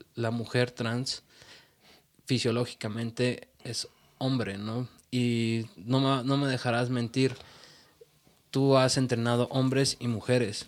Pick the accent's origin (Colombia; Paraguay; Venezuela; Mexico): Mexico; Es un orgullo ser mexicano.